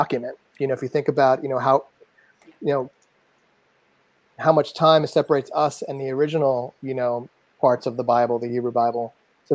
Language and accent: English; New York City, New York, United States; growing up in Staten Island